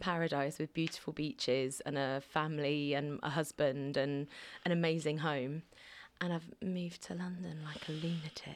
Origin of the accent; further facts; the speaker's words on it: Alderney, Guernsey; also born or lived in Cardiff; I wasn't born on Alderney, but I was born in Guernsey